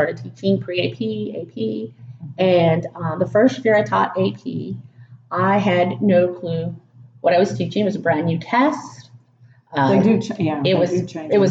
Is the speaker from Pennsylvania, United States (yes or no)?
no; Tarrant County, Texas, United States